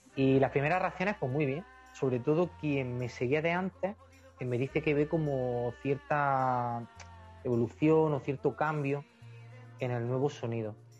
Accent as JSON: {"language": "Spanish", "town": "Fiñana", "region": "Andalusia", "country": "Spain", "tie": "born or raised there", "said": "somos una banda compuesta por cuatro chicos de Fiñana, de mi pueblo, de Almería."}